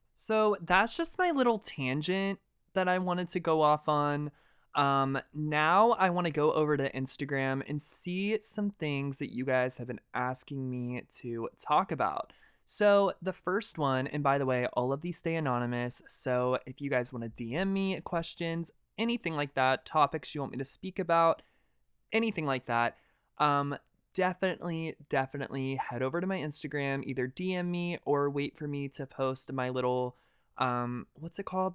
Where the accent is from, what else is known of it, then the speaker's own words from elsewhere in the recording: deep south of Georgia, United States; I'm from the deep south of Georgia in the middle of fucking nowhere